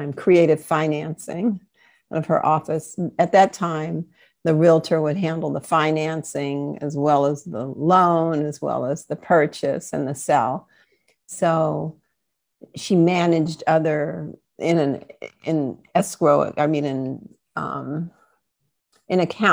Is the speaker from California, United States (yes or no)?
yes; Oakland, California, United States; I was born in Oakland. Kaiser Hospital, the hospital that I just retired from a couple of years ago. So it seems I didn't go very far